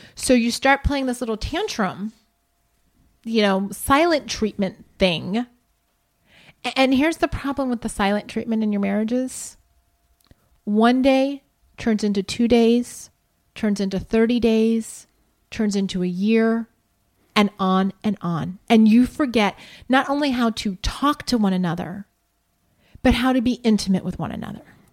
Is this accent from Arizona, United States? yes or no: no; Columbus, Ohio, United States; moved away; Columbus, Ohio, my hometown.